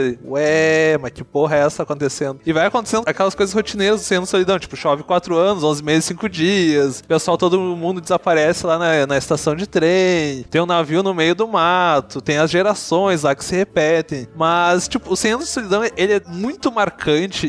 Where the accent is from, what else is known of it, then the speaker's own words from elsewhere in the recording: Brazil; nós somos latinos, por mais que tenha gente que aqui no Brasil que diga não, não, nós somos brancos